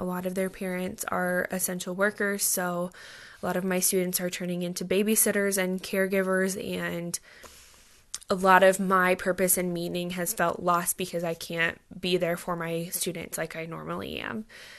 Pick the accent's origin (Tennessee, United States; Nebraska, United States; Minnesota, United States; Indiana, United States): Nebraska, United States; Fremont; now in Lincoln, United States; I am originally from Fremont, Nebraska, but now I live and work in Lincoln, Nebraska with my husband, Nathan.